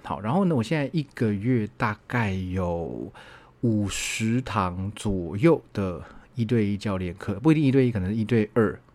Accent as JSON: {"language": "Chinese", "region": "Taichung", "country": "Taiwan", "tie": "born or raised there", "moved": "yes", "said": "我的老家在台中嘛"}